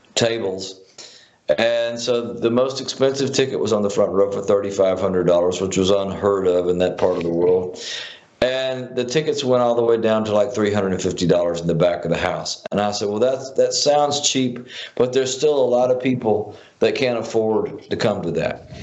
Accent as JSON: {"language": "English", "town": "Philadelphia", "region": "Mississippi", "country": "United States", "tie": "born or raised there", "said": "when I was growing up in Philadelphia"}